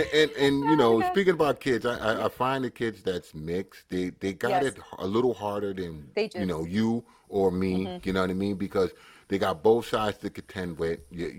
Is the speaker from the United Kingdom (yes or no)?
yes; England, United Kingdom; I'm English. I'm from Britain.